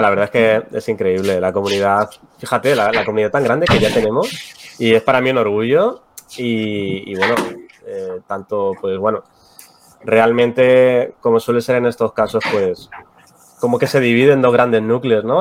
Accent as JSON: {"language": "Spanish", "country": "Spain", "said": "también somos españoles"}